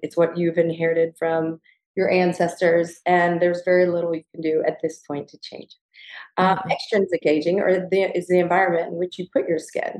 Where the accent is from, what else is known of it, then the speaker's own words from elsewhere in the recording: the South, United States; Gigi and I both growing up in the South